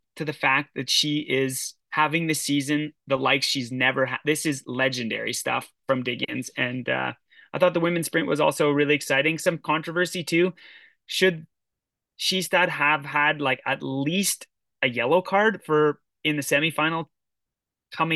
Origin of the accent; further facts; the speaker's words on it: Canada; I'm Canadian